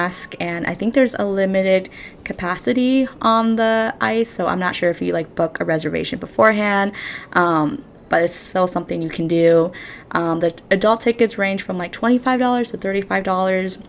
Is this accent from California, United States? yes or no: yes; California, United States; moved away as an adult; now in New York City, United States; I am from California, but I moved to New York City about 5 years ago and have been living there